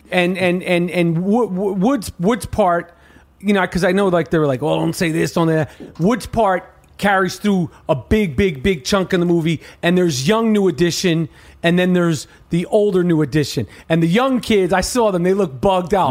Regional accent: New York City, New York, United States; I'm not from Harlem, I'm from Manhattan

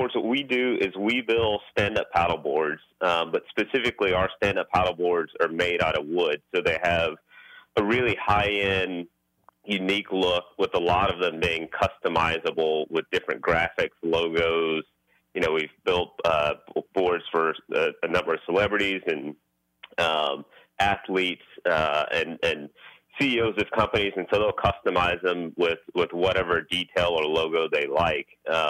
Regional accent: Houston, Texas, United States; I grew up in Houston, and everybody at my parents' church and neighborhood back in Acres Homes in Houston came over and saw us in AAA Magazine

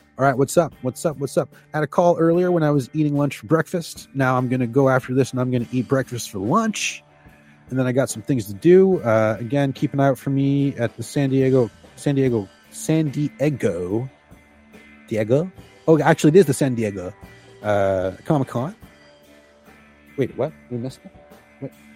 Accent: Canada; I identify as a Canadian, obviously. I am Canadian

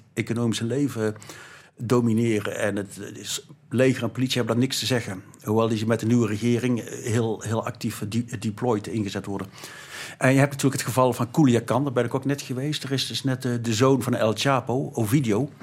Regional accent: North Brabant, Netherlands; ik beschouw mezelf als Brabander

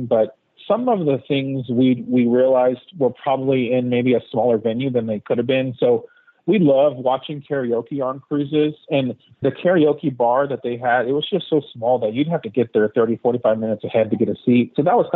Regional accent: Texas, United States; We're from Texas

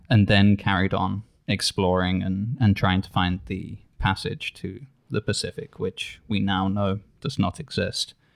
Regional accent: England, United Kingdom; as an English person

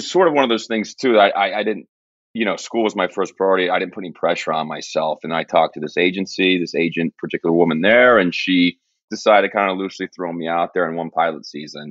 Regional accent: Texas, United States; moved away; also born or lived in New York; I'm from Texas

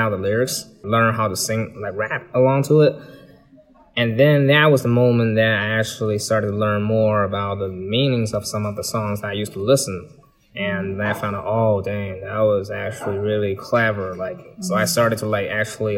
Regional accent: Beijing, China; moved away as an adult; also born or lived in Syracuse, United States; Originally, I'm from Beijing

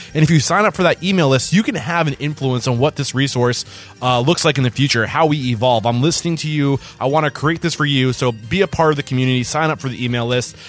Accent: New Hampshire, United States; moved away as an adult; now in Austin, United States; I'm from New Hampshire

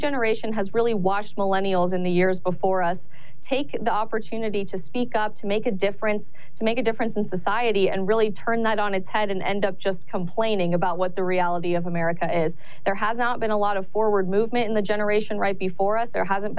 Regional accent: Colorado, United States; I'm actually originally from Colorado as well, a state that has had its electorate dramatically changed due to an influx of individuals moving to Colorado and voting blue.

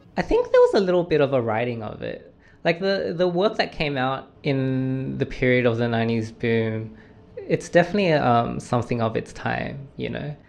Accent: Australia; moved away as an adult; now in New York, United States; I've come back home to my hometown

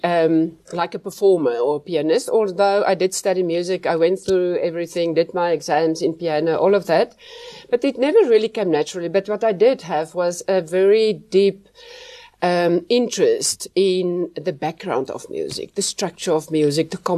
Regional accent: Potchefstroom, North West, South Africa; moved away as an adult; also born or lived in Nelspruit, South Africa / Cape Town, South Africa; I grew up in Potchefstroom

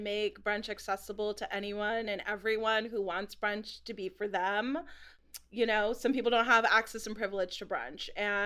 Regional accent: Los Angeles, California, United States; I grew up in Northeast Los Angeles, so like Highland Park, Eagle Rock, Mount Washington area, Glassell Park

